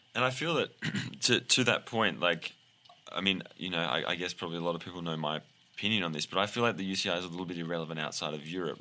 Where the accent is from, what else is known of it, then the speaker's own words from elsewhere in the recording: Australia; now in United States; I'm Australian, my adopted American